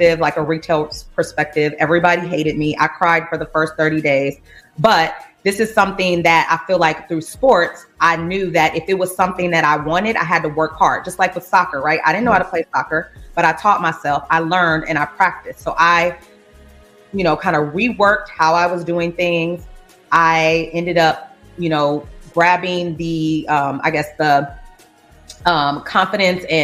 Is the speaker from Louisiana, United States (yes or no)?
yes; Louisiana, United States; also born or lived in California / Portland, Oregon; now in Chicago, United States; I'm from Louisiana